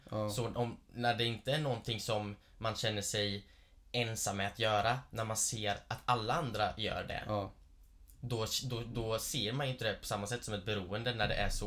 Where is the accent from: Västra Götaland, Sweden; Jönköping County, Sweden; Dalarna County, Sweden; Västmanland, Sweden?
Jönköping County, Sweden; Gislaved; now in Stockholm, Sweden; sen jag flyttade från Gislaved mm. upp hit mm. till Stockholm